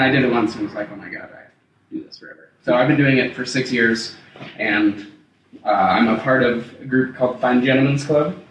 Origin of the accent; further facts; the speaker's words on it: Broomfield, Colorado, United States; I was born here and uh, raised here. I lived in Broomfield. Like, I grew up in Broomfield, went to high school there and such.